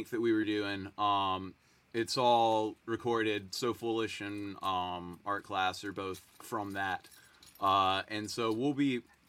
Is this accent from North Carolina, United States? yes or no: yes; Greensboro, North Carolina, United States; Yeah, they played in Greensboro. I grew up seeing them in Greensboro.